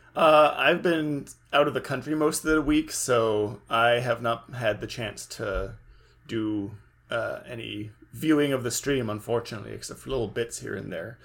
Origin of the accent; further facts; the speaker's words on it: California, United States; I'm from California too